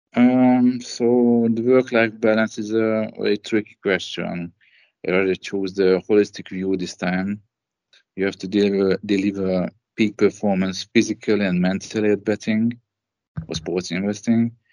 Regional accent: Debrecen, Hajdú-Bihar, Hungary; also born or lived in Budapest; I grew up in the second largest city of Hungary.

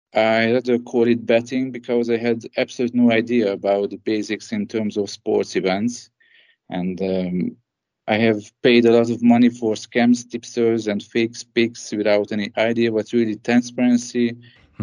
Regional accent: Debrecen, Hajdú-Bihar, Hungary; also born or lived in Budapest; I grew up in the second largest city of Hungary.

